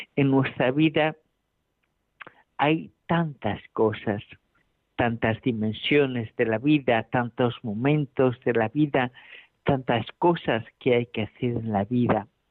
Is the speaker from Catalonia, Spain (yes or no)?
no; A Coruña, Galicia, Spain; now in Alcalá de Henares, Spain; desde La Coruña. Aquí estoy en mi tierra natal